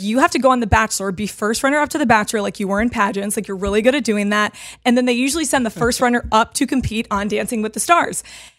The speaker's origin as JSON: {"language": "English", "town": "Atlanta", "region": "Georgia", "country": "United States", "tie": "born or raised there", "moved": "yes", "lives_now": "New York, United States", "said": "I'm from Atlanta."}